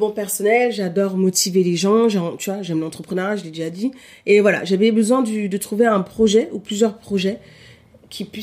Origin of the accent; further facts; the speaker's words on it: Paris, Île-de-France, France; born there; also born or lived in Cameroon; now in Lille, France; bah, je suis née à Paris, euh, j'ai vécu plusieurs années au Cameroun, plus de 10 ans.